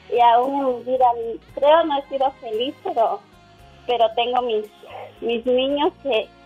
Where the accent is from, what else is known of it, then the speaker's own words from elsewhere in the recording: Guatemala; now in United States; yo salí de Guatemala huyendo del maltrato, de, ah, que todo lo que en cara. Entonces, yo no conocía a mi esposo, llegué a Estados Unidos